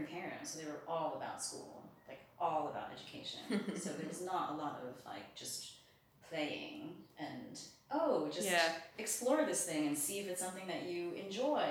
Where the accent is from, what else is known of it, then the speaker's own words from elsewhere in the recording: New Jersey, United States; also born or lived in England; now in Germany; I grew up in New Jersey